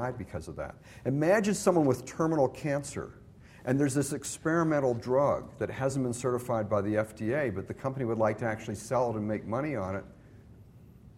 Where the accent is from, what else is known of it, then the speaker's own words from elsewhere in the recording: Canada; now in United States; I'm originally from Canada.